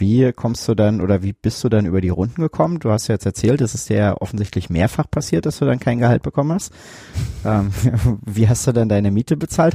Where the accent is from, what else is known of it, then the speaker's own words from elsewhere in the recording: Germany; ich komme hier aus der Gegend